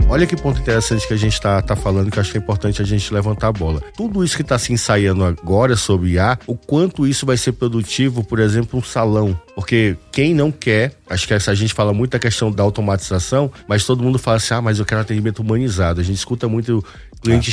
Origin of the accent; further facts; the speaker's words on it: Northeast Region, Brazil; eu sou do Nordeste e lá não, não precisa estar agasalhado